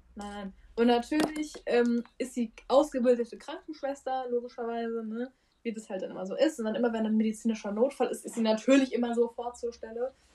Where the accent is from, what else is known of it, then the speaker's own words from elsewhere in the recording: Frankfurt, Hesse, Germany; also born or lived in Würzburg; wir kommen beide aus Frankfurt